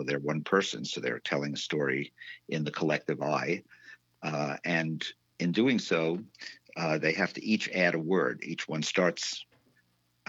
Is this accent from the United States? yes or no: yes; New York City, New York, United States; moved away as an adult; also born or lived in Midwest / Prince Edward Island, Canada; now in Northampton, United States; I was a New Yorker. I grew up in New York